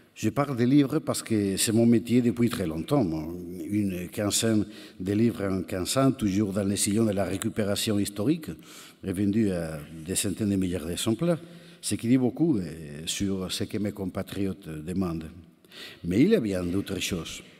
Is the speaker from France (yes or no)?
no; Spain; French is a second language; chez nous, en Espagne